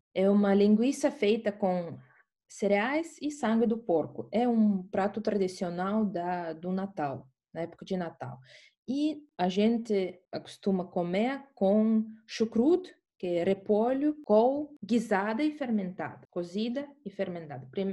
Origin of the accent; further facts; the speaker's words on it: Estonia; Portuguese is a second language; eu sou da Estônia